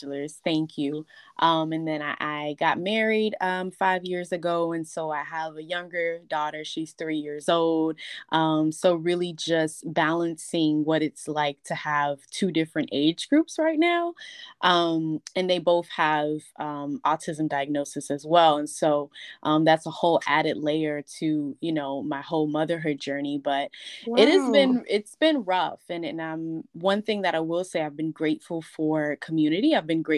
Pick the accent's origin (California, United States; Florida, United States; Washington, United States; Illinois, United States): Florida, United States; Miami; I was born and raised in Miami. I've been here my entire life.